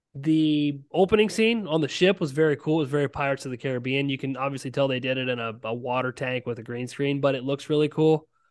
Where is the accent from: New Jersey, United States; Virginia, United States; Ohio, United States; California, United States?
Ohio, United States; I am from Ohio and I'm a big Ohio guy